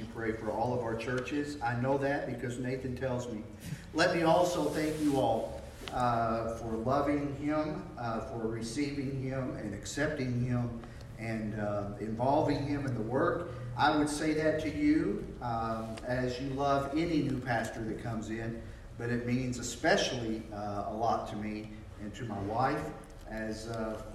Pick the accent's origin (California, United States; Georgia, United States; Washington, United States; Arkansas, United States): Arkansas, United States; also born or lived in Michigan; We moved here from Michigan, where we didn't know if there was a rock, to Arkansas